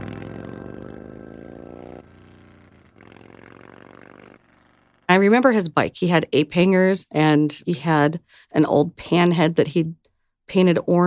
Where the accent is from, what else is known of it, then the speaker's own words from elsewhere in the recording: Cleveland, Ohio, United States; moved away; growing up in Cleveland back in the 70s